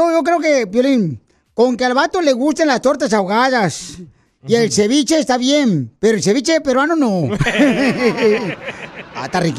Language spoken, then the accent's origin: Spanish; Mexico; born there; soy chiva de corazón y soy nacido en México. Y como, como que mis padres son mexicanos, Son mexicanos